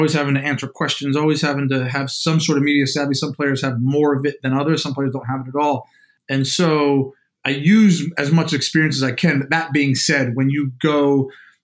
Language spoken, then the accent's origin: English; New Jersey, United States; moved away; Played basketball growing up, man. You know, I'm from Jersey, it's in our blood